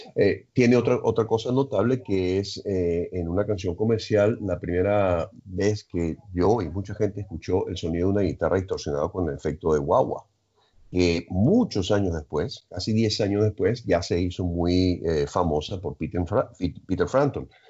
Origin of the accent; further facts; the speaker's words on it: Caracas, Capital District, Venezuela; Estaba viendo en los Chaguaramas y me fui a vivir a Cumbres de Curúmenes.